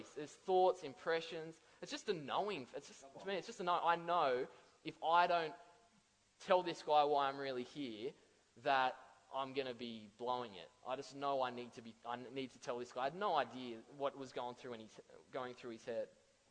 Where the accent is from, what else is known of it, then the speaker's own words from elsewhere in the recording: Central Coast, New South Wales, Australia; I'm from the Central Coast.